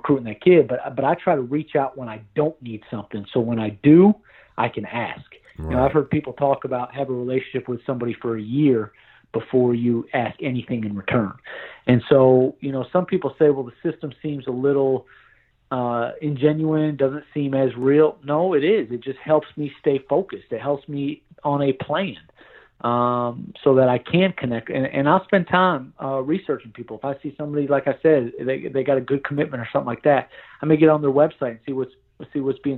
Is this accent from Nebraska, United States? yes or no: no; New York, United States; moved away; also born or lived in Tennessee; I'm from New York